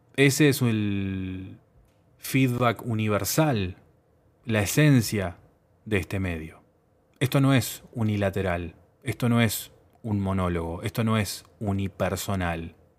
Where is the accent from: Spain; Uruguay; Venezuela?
Uruguay; mi país, Uruguay, mi país de origen